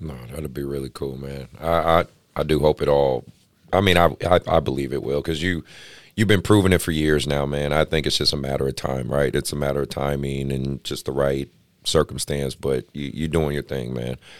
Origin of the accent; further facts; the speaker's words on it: Oakland, California, United States; I grew up, you know, I grew up in Oakland